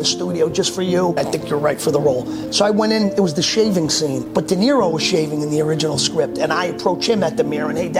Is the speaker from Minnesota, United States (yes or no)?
no; Yonkers, New York, United States; also born or lived in South America; growing up in Yonkers